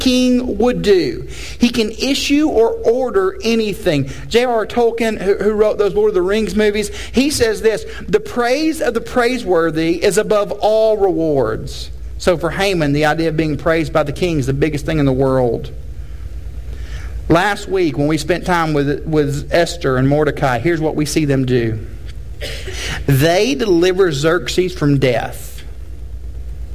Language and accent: English; Tennessee, United States; I'm from Tennessee, that's not actually the South